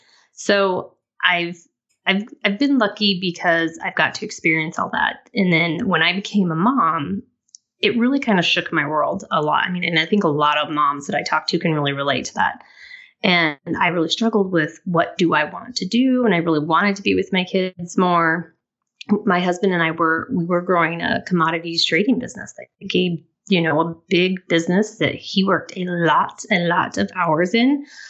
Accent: Colorado, United States; also born or lived in Denver; I am originally from Southwest Colorado, so closer to the Four Corners region. I've lived in Denver for extensive time, but I've actually lived kind of all over the country

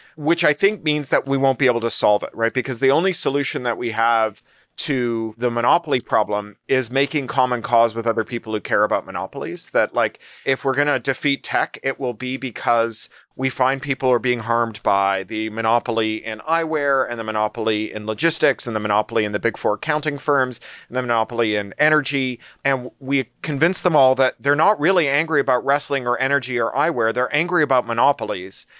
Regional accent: Toronto, Ontario, Canada; also born or lived in London, United Kingdom; now in California, United States; I was born in Toronto

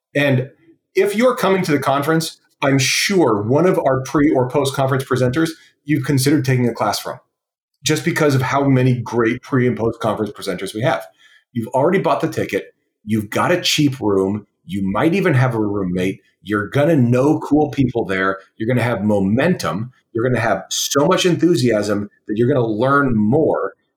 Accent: West Coast, United States; I was young and from the West Coast

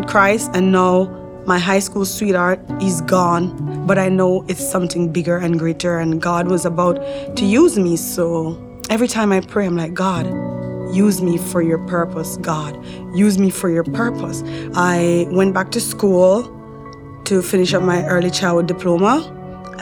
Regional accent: Jamaica; moved away as an adult; now in Canada; I grew up in Jamaica in a big household with my mom.

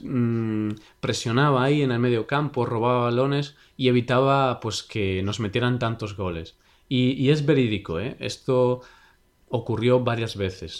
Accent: Vigo, Galicia, Spain; el equipo de mi ciudad

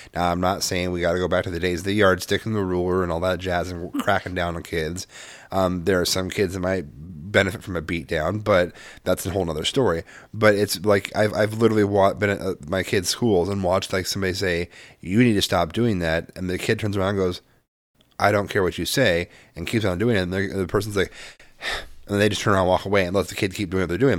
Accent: Midwest, United States; moved away; also born or lived in West Coast; I grew up partially in the Midwest

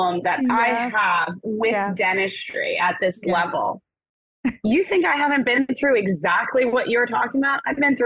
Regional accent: New York City, New York, United States; I'm a girl from Brooklyn

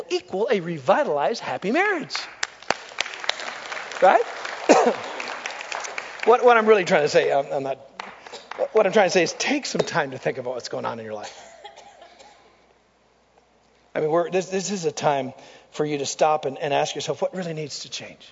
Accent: United States; I'm an American.

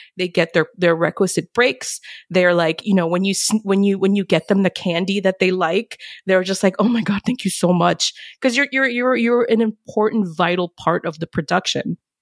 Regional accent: New York City, New York, United States; moved away as an adult; now in Sweden; I'm from New York City

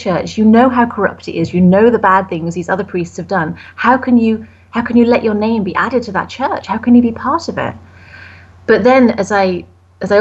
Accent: United Kingdom; I'm British

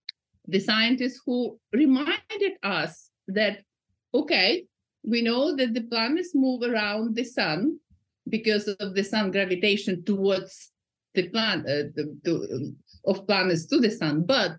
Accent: Kyiv, Ukraine; now in Newcastle, United Kingdom; So I came from Kiev a long time ago, but I keep coming there. I haven't been for 2 years, but nonetheless, I am in the UK, United Kingdom.

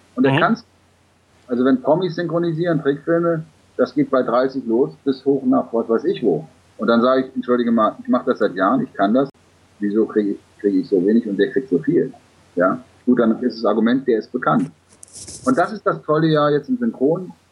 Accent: Germany; wir Deutschen

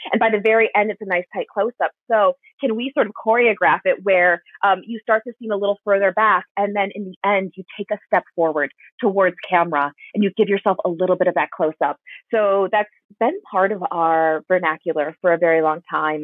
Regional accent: Wisconsin, United States; moved away; I'm from Wisconsin originally

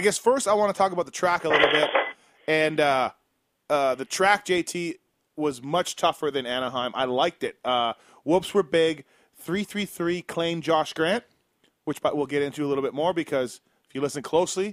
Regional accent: Canada; being a Canadian

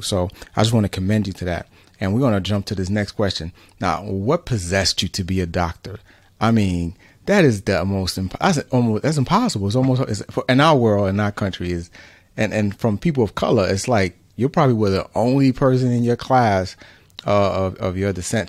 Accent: New York City, New York, United States; my parents are immigrants from Central America, Honduras, um, I was born in New York City

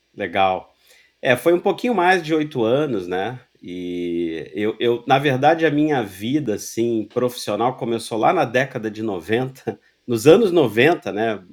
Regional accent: Rio de Janeiro, Brazil; Sou carioca, torcedor do América

